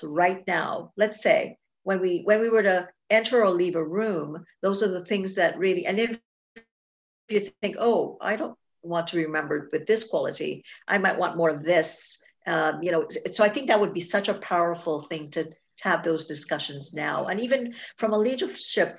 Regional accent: Trinidad & Tobago; moved away; I was born in Trinidad and Tobago. And so I grew up there

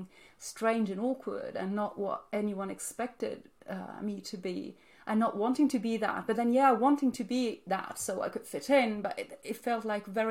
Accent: Naples, Campania, Italy; also born or lived in Switzerland; I grew up in Naples, in southern Italy

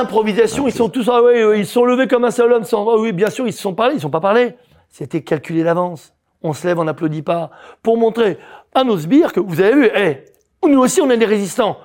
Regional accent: France; on est français tous les deux, tous les trois

